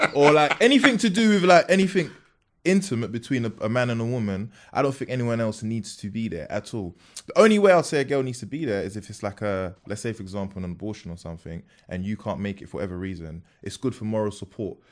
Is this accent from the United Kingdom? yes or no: yes; London, United Kingdom; also born or lived in Peckham; born in Peckham, then I moved from Peckham to Bermondsey